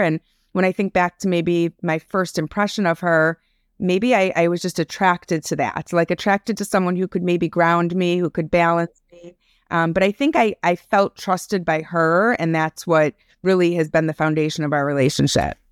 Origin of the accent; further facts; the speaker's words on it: Highland Park, Illinois, United States; also born or lived in Chicago; I am tuning in from Highland Park, Illinois. It's a suburb outside of Chicago. Um, born and raised here